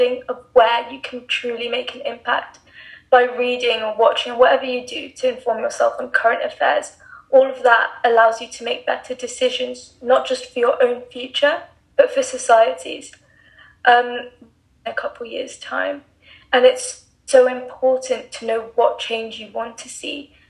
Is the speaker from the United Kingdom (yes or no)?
yes; England, United Kingdom; now in Dubai, United Arab Emirates; I'm 17 and I live and study in Dubai, but I was born and raised in England.